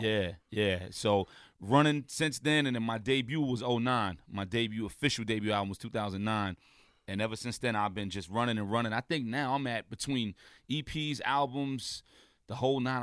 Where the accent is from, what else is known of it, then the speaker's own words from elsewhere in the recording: New York City, New York, United States; being from a block away from …, I'm from Saint James.